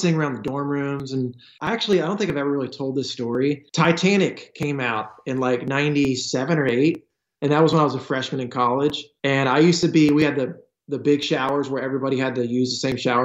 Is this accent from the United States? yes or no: yes; Smyrna, Delaware, United States; I grew up on a potato farm. We were called grain farmers. So we did like corn, wheat, barley, soybeans. Super normal kid, super small town in Smyrna, Delaware.